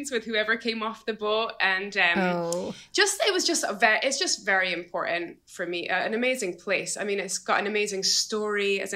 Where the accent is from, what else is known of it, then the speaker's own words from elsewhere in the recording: Edinburgh, Scotland, United Kingdom; also born or lived in Isle of Eigg; even though I grew up in Edinburgh, I did my high school in Edinburgh, and the majority of my schooling in Edinburgh